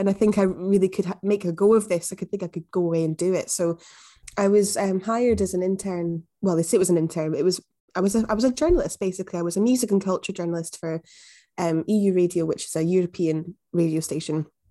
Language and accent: English; Glasgow, Scotland, United Kingdom; also born or lived in Newcastle; I'm from Glasgow, as you probably can hear